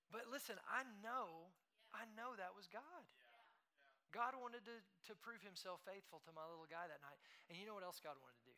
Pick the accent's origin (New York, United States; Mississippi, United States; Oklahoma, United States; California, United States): Oklahoma, United States; Tulsa; moved away as an adult; also born or lived in Lubbock, Texas; now in Dallas, United States; We moved from Tulsa, Oklahoma, where we had lived our whole life. I moved to Tulsa when I was two years old from Lubbock, Texas.